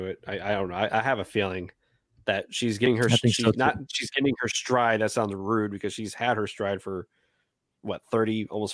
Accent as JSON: {"language": "English", "region": "Texas", "country": "United States", "said": "we're from Texas"}